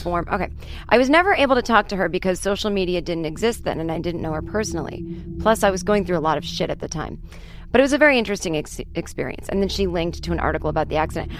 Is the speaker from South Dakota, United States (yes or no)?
no; Boston, Massachusetts, United States; I'm not Irish, but I'm from Boston